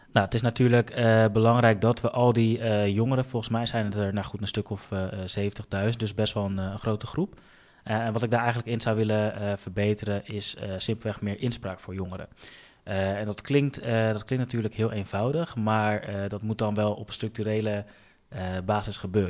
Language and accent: Dutch; The Hague, South Holland, Netherlands; Den Haag is eigenlijk de stad ehm, eh, waar ik ben opgegroeid